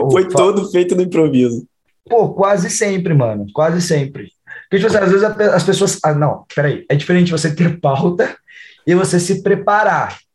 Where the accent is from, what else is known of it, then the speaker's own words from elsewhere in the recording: Campinas, São Paulo, Brazil; Eu sou de Campinas, São Paulo.